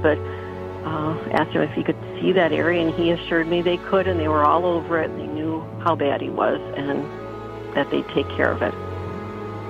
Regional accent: Oshkosh, Wisconsin, United States; I'm from Oshkosh, Wisconsin.

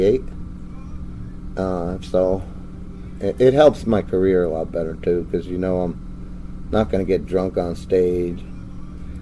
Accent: New Jersey, United States; moved away; also born or lived in Chicago; Yeah, I grew up in New Jersey

